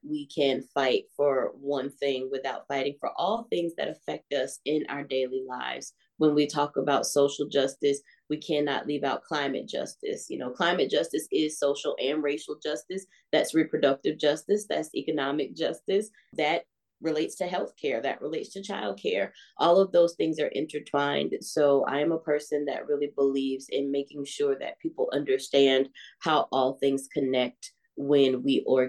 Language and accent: English; Atlanta, Georgia, United States; As you mentioned, I am born and raised here in Atlanta, Georgia, East Atlanta, to be exact.